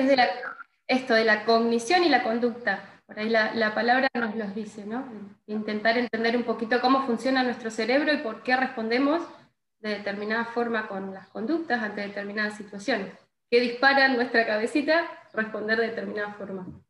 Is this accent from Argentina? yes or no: yes; Gualeguaychú, Entre Ríos, Argentina; also born or lived in Buenos Aires; yo soy de acá de Gualeguaychú